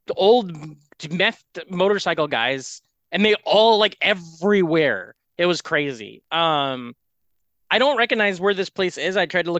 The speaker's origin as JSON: {"language": "English", "region": "Iowa", "country": "United States", "tie": "born or raised there", "moved": "yes", "said": "I was from Iowa"}